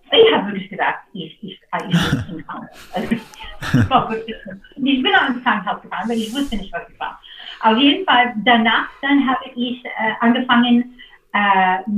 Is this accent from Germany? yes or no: no; United States; German is a second language; also das ist einfach so als Amerikaner oder, oder für